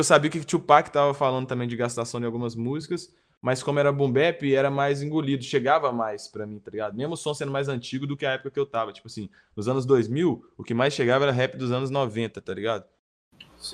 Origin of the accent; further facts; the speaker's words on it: Nova Lima, Minas Gerais, Brazil; eu sou de Nova Lima, interior aqui, mas região metropolitana de BH.